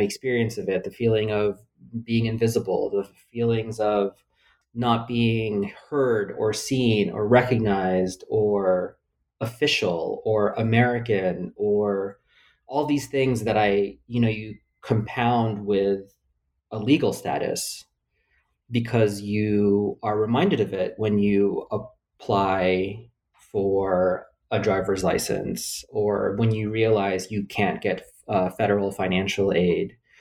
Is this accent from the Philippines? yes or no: yes; Philippines; now in United States; I was born in the Philippines